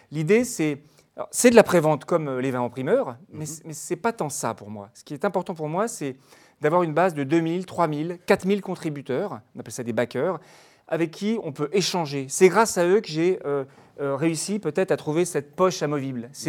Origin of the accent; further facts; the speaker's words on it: France; je suis français.